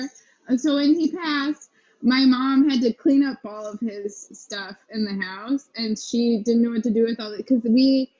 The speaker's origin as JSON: {"language": "English", "town": "Merritt Island", "region": "Florida", "country": "United States", "tie": "born or raised there", "also_born_or_lived": "New York", "moved": "as an adult", "lives_now": "Los Angeles, United States", "said": "Merritt Island, Florida"}